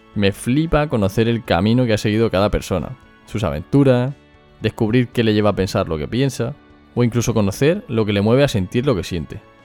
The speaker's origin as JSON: {"language": "Spanish", "town": "Murcia", "region": "Region of Murcia", "country": "Spain", "accent": "Murcian", "said": "soy de Murcia. Como seguramente no habrás podido comprobar, es mi acento."}